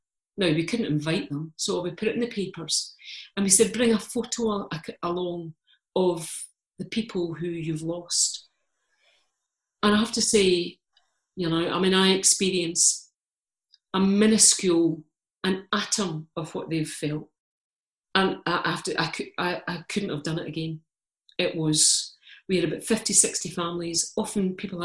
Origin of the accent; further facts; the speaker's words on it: Scotland, United Kingdom; I'm Scottish, I'm Calvinist